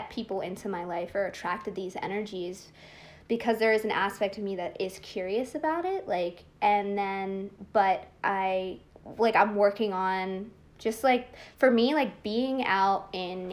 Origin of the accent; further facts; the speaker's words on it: Bucks County, Pennsylvania, United States; also born or lived in Philadelphia, Pennsylvania / Abington, Pennsylvania; I moved into Bucks County when I was like 8-9 years old, and then I was pretty much raised there